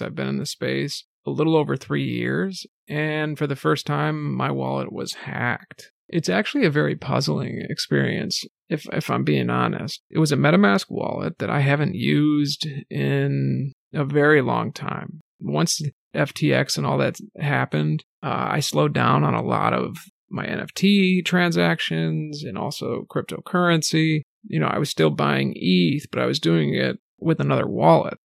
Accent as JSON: {"language": "English", "region": "New England", "country": "United States", "tie": "born or raised there", "said": "I grew up in New England and on the East Coast."}